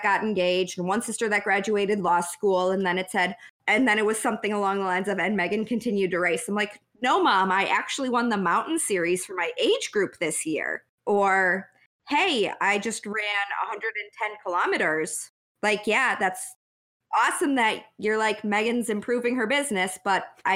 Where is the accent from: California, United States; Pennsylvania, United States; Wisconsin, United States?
Wisconsin, United States; moved away; I'm from Wisconsin originally.